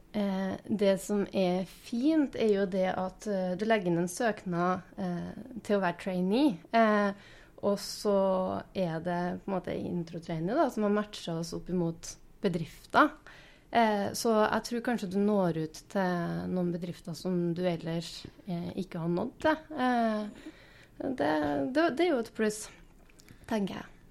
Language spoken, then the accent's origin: Norwegian; Inderøy, Trøndelag, Norway; moved away as an adult; also born or lived in Bodø; now in Steinkjer, Norway; Jeg er opprinnelig fra Inderøya, så det er ganske nært eh, hjem